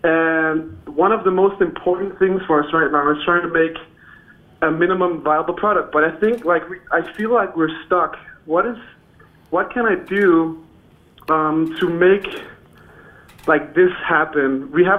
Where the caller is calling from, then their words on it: Denmark; English is a second language; I'm from Denmark. I can't believe you called all the way to Denmark.